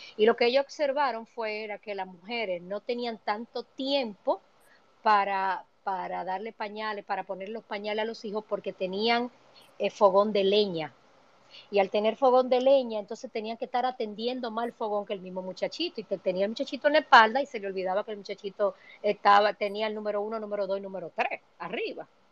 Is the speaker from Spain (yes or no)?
no; Dominican Republic; moved away as an adult; now in New York, United States; yo vine exiliada económicamente de República Dominicana